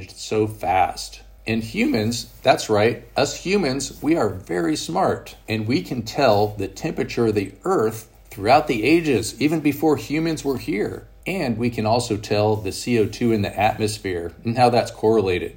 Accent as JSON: {"language": "English", "country": "United States", "said": "I'm an American"}